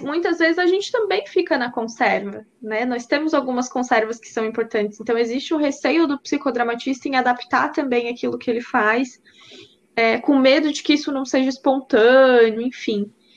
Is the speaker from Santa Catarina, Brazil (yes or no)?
yes; Braço do Norte, Santa Catarina, Brazil; eu, eu, sou de Braço Norte